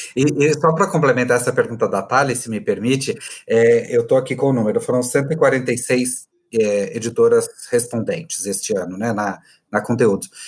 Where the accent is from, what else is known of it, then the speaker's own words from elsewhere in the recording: Goiás, Brazil; accent: goiano; eu adoro o sotaque de mineiro, que é bem parecido com o meu, inclusive, de goiano